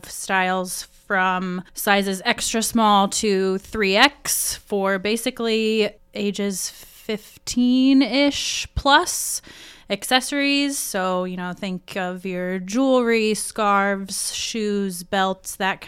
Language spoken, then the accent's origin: English; Selma, Indiana, United States; also born or lived in Muncie, Indiana / Pendleton, Indiana / Fishers, Indiana; now in Yorktown, United States; I've kind of been all around East Central Indiana. But I would definitely say that I grew up the most in Selma